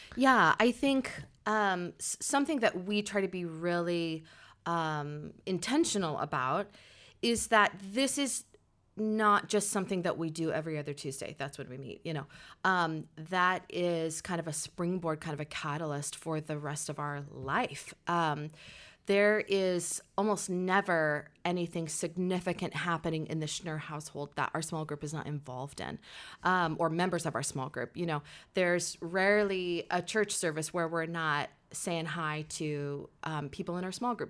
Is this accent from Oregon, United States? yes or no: yes; Portland, Oregon, United States; also born or lived in Salem, Oregon; here in Portland